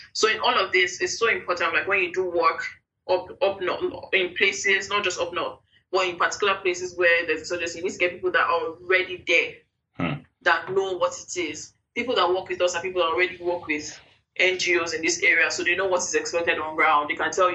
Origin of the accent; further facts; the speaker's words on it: Jos, Plateau, Nigeria; I grew up in Jos